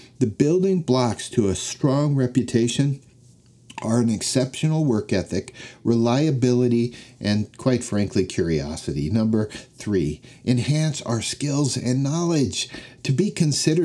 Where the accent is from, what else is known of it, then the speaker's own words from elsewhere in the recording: Denver, Colorado, United States; When I was a young boy growing up in Denver, Colorado, football and the Denver Broncos were my obsession